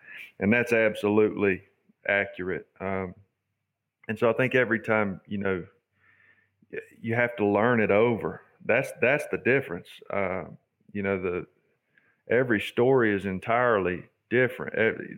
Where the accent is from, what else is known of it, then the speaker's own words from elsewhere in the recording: Charlotte, North Carolina, United States; moved away; I grew up in Charlotte, but I grew up against a cattle farm